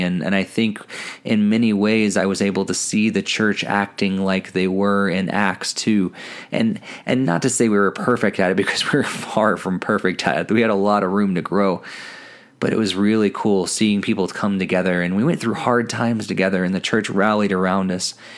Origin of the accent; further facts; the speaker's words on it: Southern Illinois, United States; moved away as an adult; also born or lived in New England; now in Colorado, United States; growing up in the Bible Belt in, in Southern Illinois.